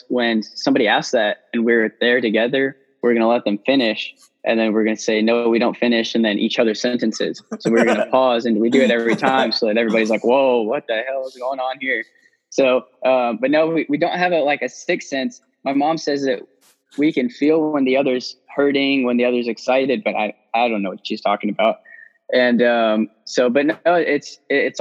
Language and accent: English; Hawaii, United States; I was born in Hawaii